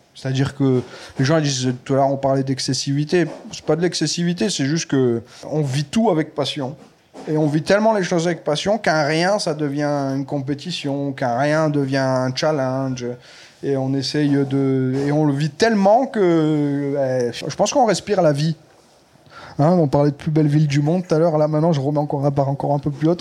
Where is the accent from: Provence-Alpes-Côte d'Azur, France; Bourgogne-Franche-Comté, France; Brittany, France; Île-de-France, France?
Provence-Alpes-Côte d'Azur, France; Nice; also born or lived in Saint-André-de-la-Roche; on est on est d'ici, on a grandi ici. Je suis de deux endroits, de Saint-André de la Roche de naissance à Nice-Est